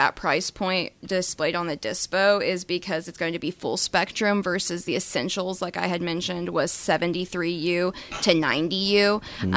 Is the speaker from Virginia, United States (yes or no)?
no; Tulsa, Oklahoma, United States; born and raised in Tulsa. I graduated from Sand Springs